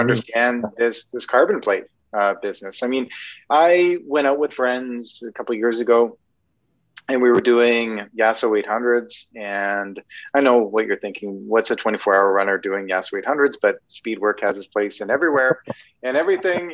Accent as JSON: {"language": "English", "country": "Canada", "said": "I'm Canadian"}